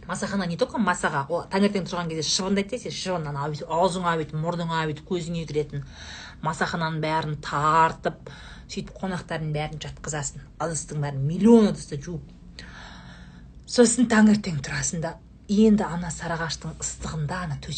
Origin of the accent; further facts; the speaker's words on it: Saryagash, Turkistan Region, Kazakhstan; moved away; also born or lived in Shardara; бізде сарыағаштағы үйде